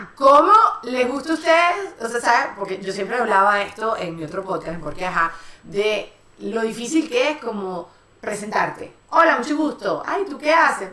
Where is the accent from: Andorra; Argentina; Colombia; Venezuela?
Venezuela; somos las tres venezolanas